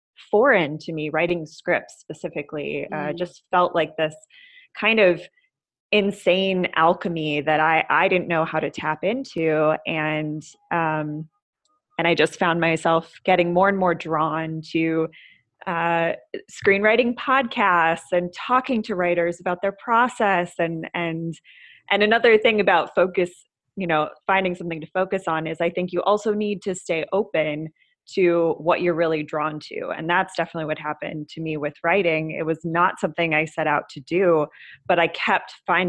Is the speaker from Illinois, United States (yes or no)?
no; Minnesota, United States; also born or lived in Seattle; now in Los Angeles, United States; I grew up in Minnesota